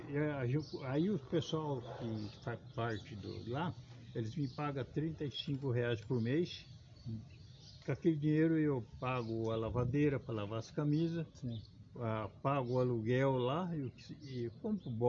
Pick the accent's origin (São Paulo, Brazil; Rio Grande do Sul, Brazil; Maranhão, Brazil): São Paulo, Brazil; Marília; born there; moved away as an adult; É, eu sou nascido em Marília, entrei na região aqui, entrei na, no estado em 1959, no estado.